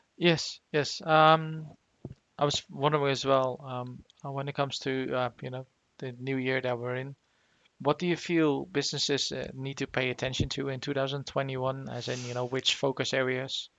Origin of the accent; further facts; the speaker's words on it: Netherlands; moved away; back in the Netherlands, where I'm originally from